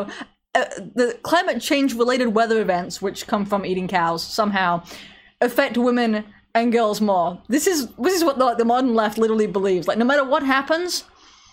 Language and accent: English; England, United Kingdom; I'm English